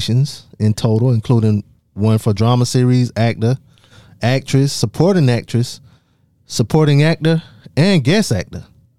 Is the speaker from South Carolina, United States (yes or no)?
yes; Darlington, South Carolina, United States; I'm from Darlington, South Carolina.